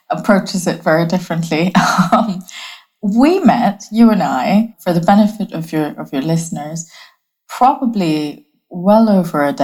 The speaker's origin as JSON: {"language": "English", "country": "Bangladesh", "also_born_or_lived": "Hong Kong", "moved": "yes", "lives_now": "United Kingdom", "said": "I'm from Bangladesh originally. I was born and raised across many different countries. I spent some of my childhood in Bangladesh, some of my childhood in Hong Kong."}